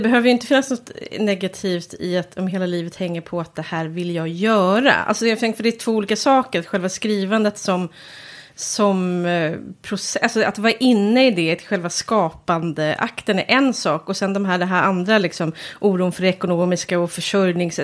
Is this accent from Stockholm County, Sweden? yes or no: yes; Järna, Stockholm County, Sweden; i Höle som ligger nära Järna där jag kommer ifrån